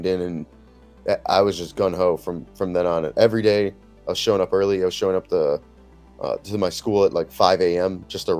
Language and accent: English; Chicago, Illinois, United States; now in San Diego, United States; I grew up in Chicago